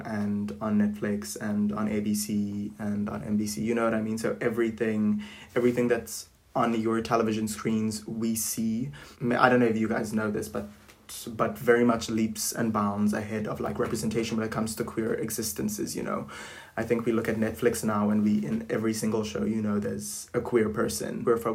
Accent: South Africa; the city that I grew up in was very much, you know, embracive, is that a word? Of being who you want to be and not really discriminating against people, because I'm from South Africa

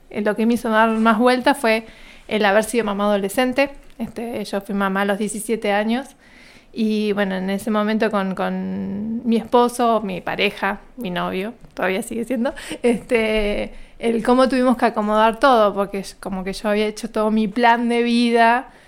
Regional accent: General Roca, Río Negro, Argentina; born there; yo nací en General Roca, acá en la provincia de Río Negro. vengo de una familia que somos cinco hermanos

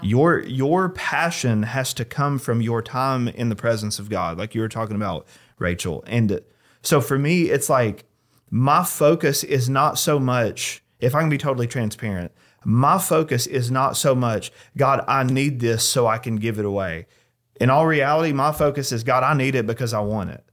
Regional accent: United States; as an American

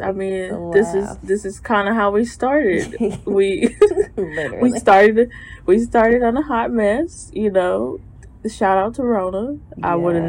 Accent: St. Louis, Missouri, United States; also born or lived in Milwaukee, Wisconsin; I'm originally from Milwaukee, but I moved to St. Louis when I was 8. I graduated from Truman State University in 2015.

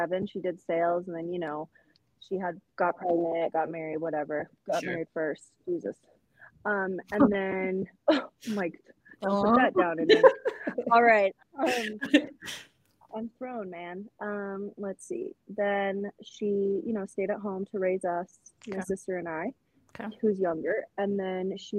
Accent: Portland, Oregon, United States; now in Denver, United States; grew up in Portland, Oregon

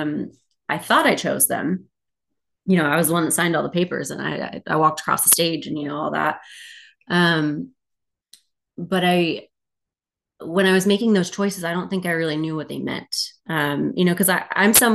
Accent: Texas, United States; moved away as an adult; now in Philadelphia, United States; I come from Texas, as Courtney mentioned. I moved here to Philly in 2021

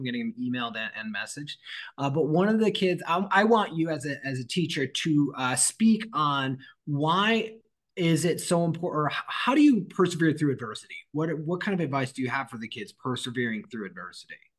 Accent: Michigan, United States; I'm from Michigan

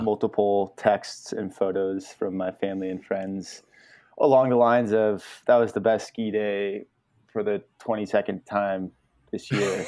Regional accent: Truckee, California, United States; now in Richmond, Vermont, United States; I was born and raised in Truckee, California, just outside of Lake Tahoe.

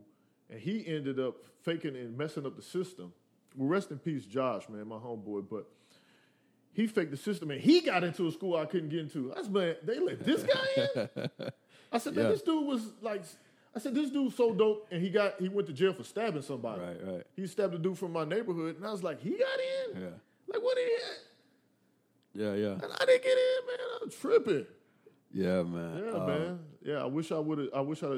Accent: Willow Springs, United States; we're all from Willow Springs. And it wasn't that we were even trying to be popular. Like, what was funny is that we were just a bunch of dudes that were from the same neighborhood

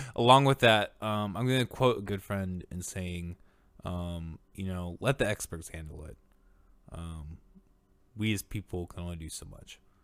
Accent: Orange City, Iowa, United States; I grew up in Orange City, Iowa

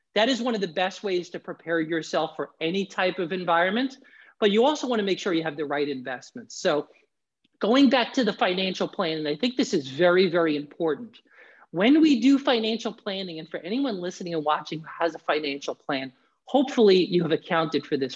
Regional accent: New York City, New York, United States; moved away as an adult; now in Florida, United States; I'm originally from the New York area, New York City

